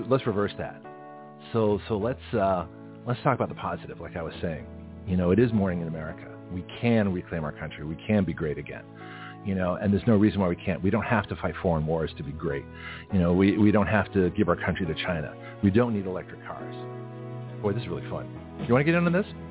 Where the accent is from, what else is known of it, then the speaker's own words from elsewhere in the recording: Canada; now in United States; I was born in Canada